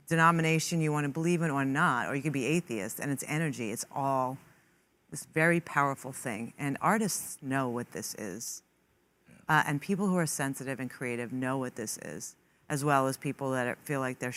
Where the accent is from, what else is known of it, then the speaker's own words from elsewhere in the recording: New York City, New York, United States; I grew up in Queens with an Italian family, Catholic Italian